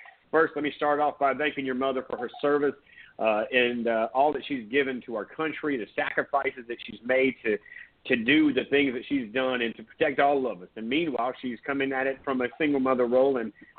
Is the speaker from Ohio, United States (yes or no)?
no; Myrtle Beach, South Carolina, United States; I grew up in Myrtle Beach.